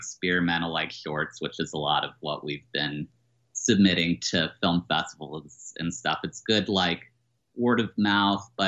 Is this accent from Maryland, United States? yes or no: yes; Maryland, United States; I've been in Maryland most of my life